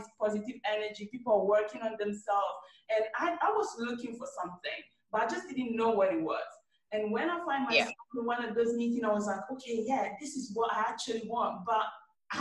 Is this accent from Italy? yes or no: yes; Italy; moved away as an adult; now in London, United Kingdom; I was born and raised in Italy. So I moved from Italy to London 6 years ago